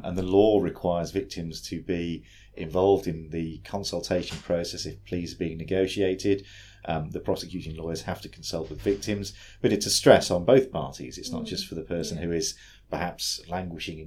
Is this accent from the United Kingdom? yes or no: yes; United Kingdom; now in New South Wales, Australia; originally from the UK, but now work at Legal Aid New